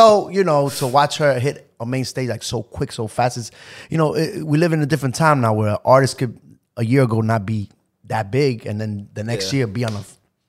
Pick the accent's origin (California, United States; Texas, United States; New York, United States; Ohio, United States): New York, United States; New York City; You know, we've been in Jersey for many years. We haven't been to New York in a while, so it's a different vibe. I'm from Queens